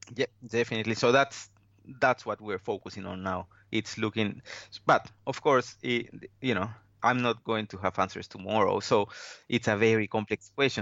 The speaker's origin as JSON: {"language": "English", "country": "Peru", "also_born_or_lived": "Wollongong, Australia / Brisbane, Australia", "moved": "as an adult", "lives_now": "Sunshine Coast, Australia", "said": "I am from Peru originally. Moved to Australia probably twelve or fourteen years."}